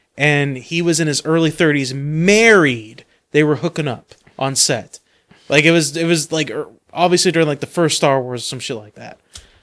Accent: United States; accent: American; Like Americans. Just because of our American accent?

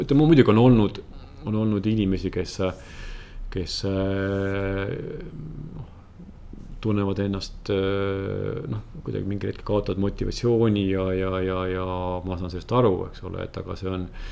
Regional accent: Võru, Võru County, Estonia; moved away; ma olen Võrust, Võrust pärit

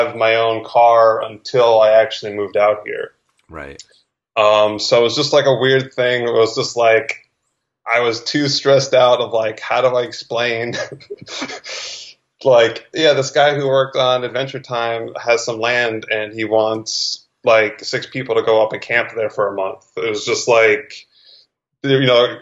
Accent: New Jersey, United States; moved away as an adult; also born or lived in New York; now in Los Angeles, United States; I am originally from Jersey

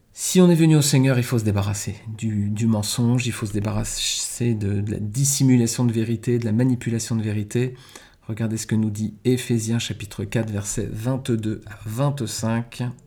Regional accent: France; chez nous en France

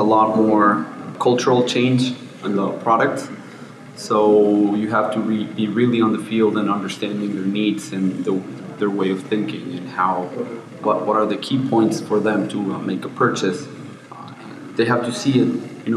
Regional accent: Guatemala; I'm from Guatemala

